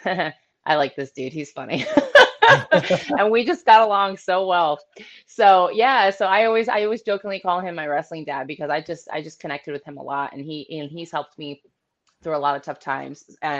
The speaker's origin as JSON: {"language": "English", "region": "Ohio", "country": "United States", "tie": "born or raised there", "moved": "as an adult", "lives_now": "Florida, United States", "said": "I'm an Ohio girl. I was born and raised in Ohio for about 25 years before I moved to Florida."}